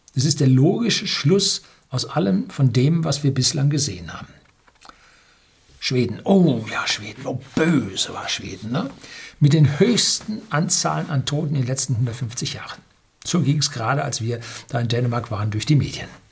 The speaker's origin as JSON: {"language": "German", "country": "Germany", "said": "wir sind als Deutsche"}